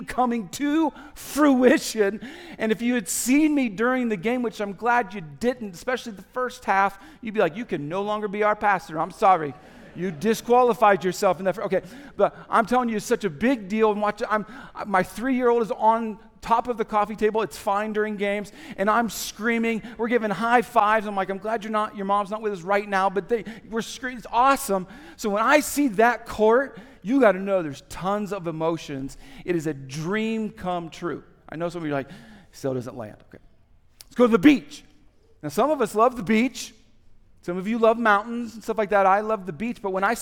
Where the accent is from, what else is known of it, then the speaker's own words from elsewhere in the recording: Topeka, Kansas, United States; moved away; also born or lived in Indiana; When I was 3 years old, our family moved to a place called Topeka, Kansas. I grew up a lot in Kansas, especially formative years, elementary